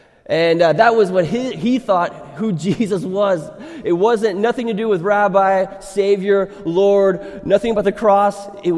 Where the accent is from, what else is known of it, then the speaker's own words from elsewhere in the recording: Thailand; when I grew up in Thailand as a missionary kid